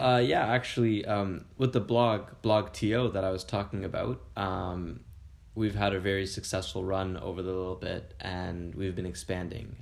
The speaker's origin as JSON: {"language": "English", "town": "Kingston", "region": "Ontario", "country": "Canada", "tie": "born or raised there", "said": "I'm actually Canadian born and raised from a t- small town called Kingston, Ontario"}